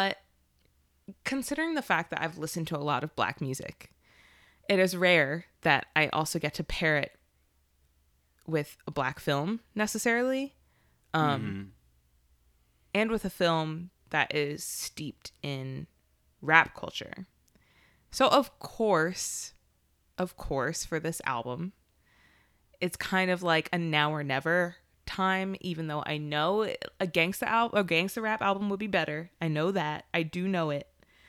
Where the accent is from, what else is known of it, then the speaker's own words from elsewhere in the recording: Philadelphia, Pennsylvania, United States; from Philadelphia.